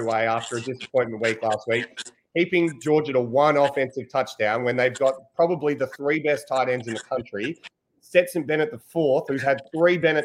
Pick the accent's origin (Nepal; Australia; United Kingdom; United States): Australia; as an Australian